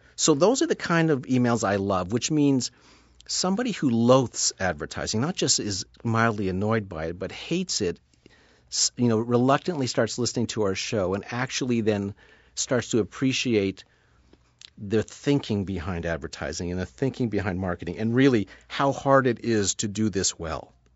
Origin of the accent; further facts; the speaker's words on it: Sudbury, Ontario, Canada; now in Toronto, Canada; I grew up in Sudbury, Ontario, which is five hours north of where I'm sitting right now in Toronto